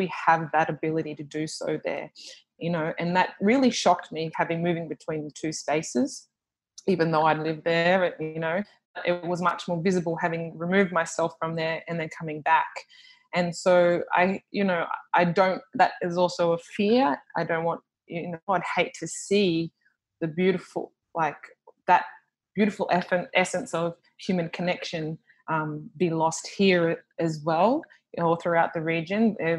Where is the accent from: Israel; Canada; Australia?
Australia; now in Papua New Guinea; when I'm moving from Australia and coming to PNG and life is a little bit slower